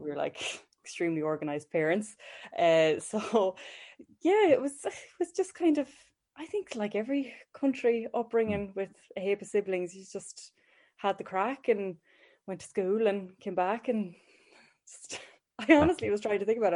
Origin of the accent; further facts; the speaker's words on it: Ballinasloe, Connacht, Ireland; I'm from Ballinasloe.